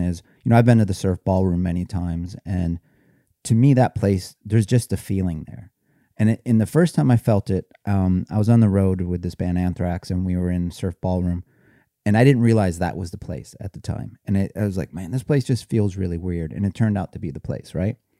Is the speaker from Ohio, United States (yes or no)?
yes; Cleveland, Ohio, United States; I grew up in Cleveland